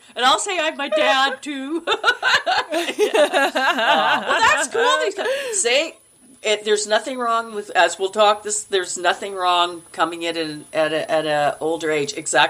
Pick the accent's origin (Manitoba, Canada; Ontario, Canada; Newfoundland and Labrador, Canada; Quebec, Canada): Manitoba, Canada; Brandon; I was in Manitoba. I come from Brandon, and I submitted to Toronto and I submitted to Vancouver to acting schools.